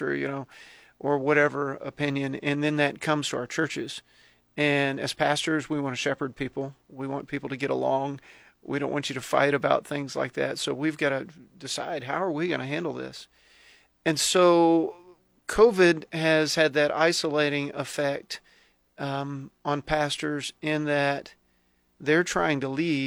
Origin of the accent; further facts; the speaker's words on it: Texas, United States; moved away as an adult; now in Lincoln, United States; I grew up in Texas.